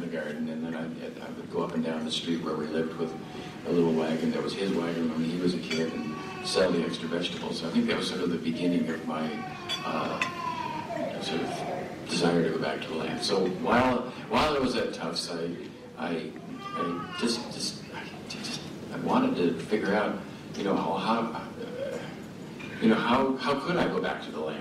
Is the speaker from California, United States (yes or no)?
no; Connecticut, Massachusetts border near Springfield, United States; moved away as an adult; now in Westfield, United States; I grew up sort of in the Connecticut, Massachusetts border near Springfield, Massachusetts.